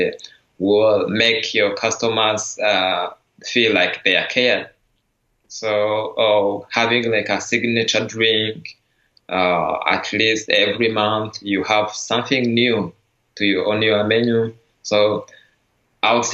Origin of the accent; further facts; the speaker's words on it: Rwanda; now in San Francisco Bay Area, United States; I'm from Rwanda, I'm the barista champion